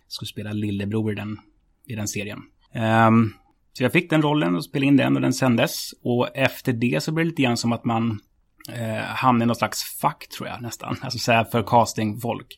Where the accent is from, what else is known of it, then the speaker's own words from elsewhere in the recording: Stockholm, Stockholm County, Sweden; Jag är uppväxt på Södermalm